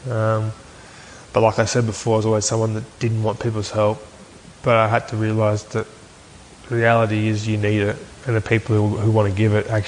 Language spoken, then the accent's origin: English; Aberdeen, Scotland, United Kingdom; it's very close to my hometown, Aberdeen.